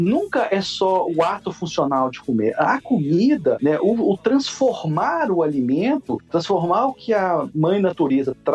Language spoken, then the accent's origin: Portuguese; Minas Gerais, Brazil; Eu sou mineiro, então se é mesa para cinco, eu vou fazer para 15